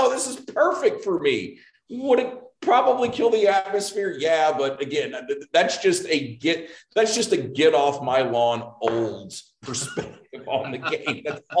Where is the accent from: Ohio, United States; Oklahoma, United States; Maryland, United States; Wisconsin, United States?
Oklahoma, United States; Norman; born or raised there